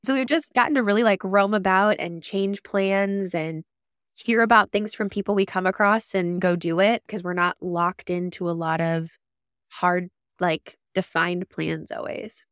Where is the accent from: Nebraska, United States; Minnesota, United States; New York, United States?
Nebraska, United States; Lincoln; moved away; my hometown in Lincoln